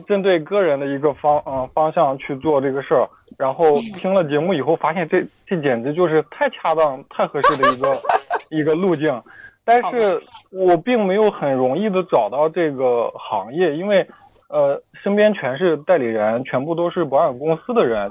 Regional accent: Henan, China; 我就是河南的

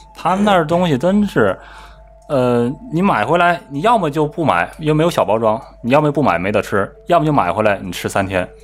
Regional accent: China

